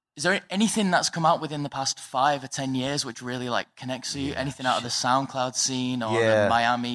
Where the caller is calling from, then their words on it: Wigan, North West England, United Kingdom; from Wigan.